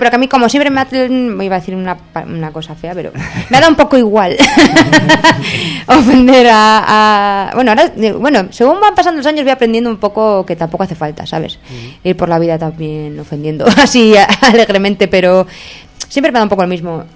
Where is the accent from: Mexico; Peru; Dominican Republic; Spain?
Spain; moved away; mi pueblo de Erma, que yo soy de Erma, aunque ya no vivo allí hace años.